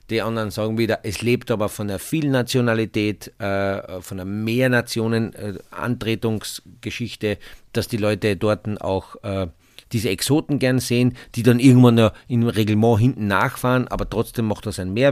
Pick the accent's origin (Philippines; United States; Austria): Austria; Carinthia; weißt ich bin ja Kärntner Ich bin ja ein Kärntner.